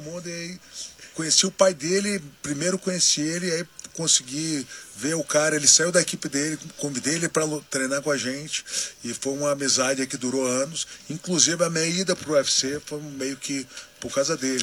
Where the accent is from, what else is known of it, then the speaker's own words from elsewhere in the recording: Brazil; eu sendo brasileiro